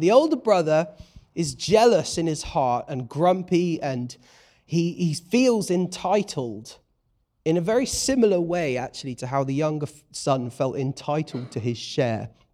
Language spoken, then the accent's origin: English; United Kingdom; I'm a British bloke